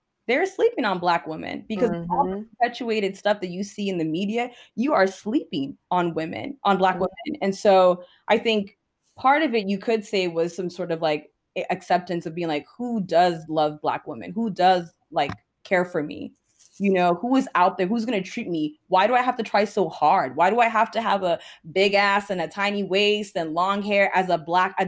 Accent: Ghana; Like, so I told you I'm Ghanaian.

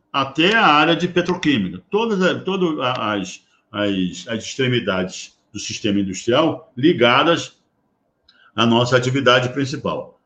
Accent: Brazil; Eu como brasileiro

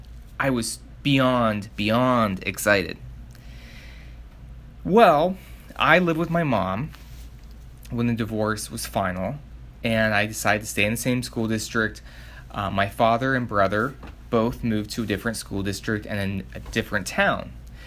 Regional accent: Iowa, United States; trips to Iowa City growing up in Iowa were pretty big trips and exciting trips

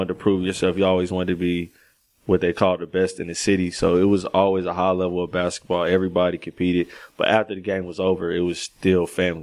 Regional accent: Greensboro, North Carolina, United States; I grew up here.

